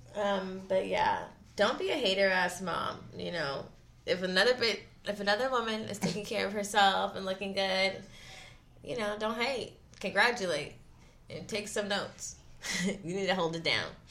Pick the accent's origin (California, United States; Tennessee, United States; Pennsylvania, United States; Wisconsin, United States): Pennsylvania, United States; Philadelphia; I'm from Philly. Like, my parents are from Philly.